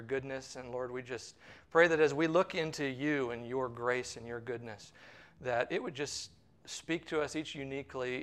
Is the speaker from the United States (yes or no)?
yes; St. Louis, Missouri area, United States; moved away as an adult; also born or lived in Palm Beach, Florida / Pensacola, Florida; now in Orlando, United States; I'm originally from the St. Louis, Missouri area, a little bit south of there, about an hour south of there